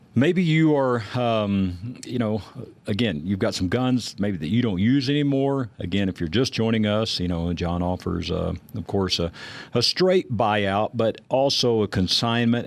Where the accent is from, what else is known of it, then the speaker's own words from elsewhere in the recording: Texas, United States; I grew up in Texas